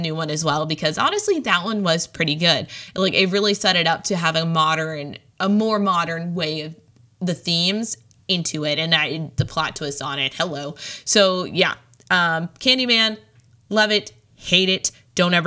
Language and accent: English; Midwest, United States; I'm from the Midwest